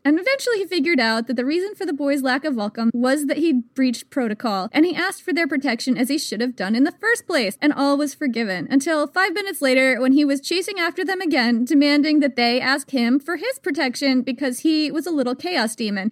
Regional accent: United States; I am American

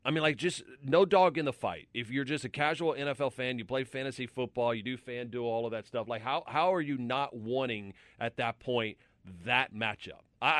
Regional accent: Louisiana, United States; I'm from Louisiana.

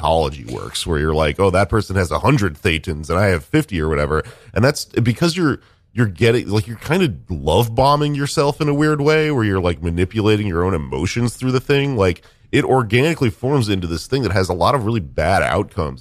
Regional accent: Texas, United States; now in New York, United States; I came to New York, right, because I am a weirdo from Texas

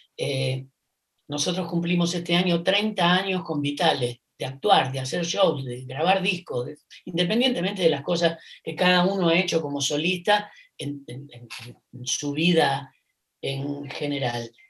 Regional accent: Rosario, Santa Fe, Argentina; rosarino, cantante

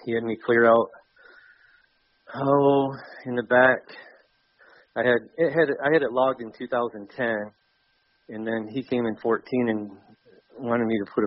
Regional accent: Michigan, United States; I grew up in Oswego, Michigan

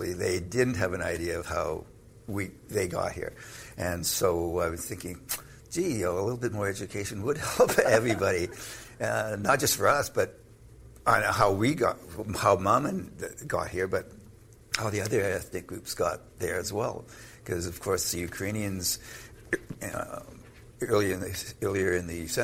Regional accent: Canada; I'm Canadian

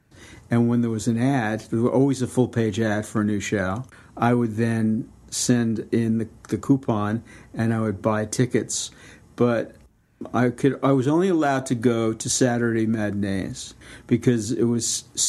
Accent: New York City, New York, United States; also born or lived in Miami; I was born in Miami, but I moved to New York when I was two. So I was brought up in Brooklyn.

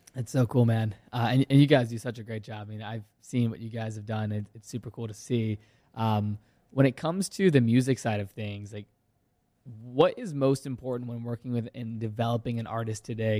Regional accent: Virginia, United States; I played hockey for ten years growing up in Virginia.

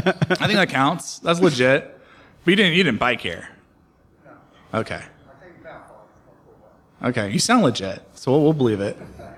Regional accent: Bay Area, California, United States; moved away as an adult; now in Portland, United States; I grew up in the Bay Area. I identify as a Californian. I think I'm a fifth or sixth generation Californian. I love it here.

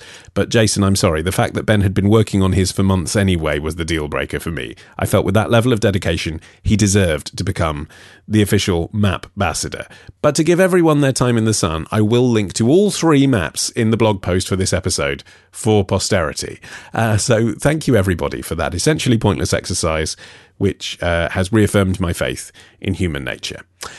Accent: Budapest, Hungary; English is a second language; now in Auckland, New Zealand; I'm originally from Budapest, but I'm currently studying at the University of Auckland

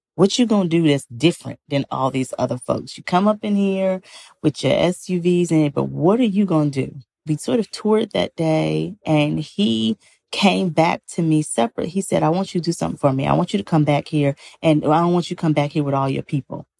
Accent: Greenville, Mississippi, United States; my own hometown of Greenville, Mississippi. I was born and raised in the Mississippi Delta

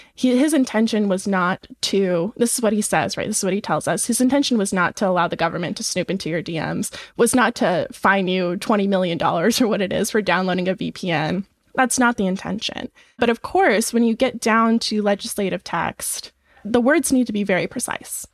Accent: Nebraska, United States; I'm from Nebraska

